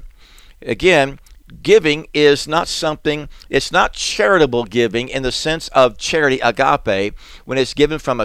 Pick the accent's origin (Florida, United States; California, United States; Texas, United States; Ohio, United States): Florida, United States; South; we grew up in South Florida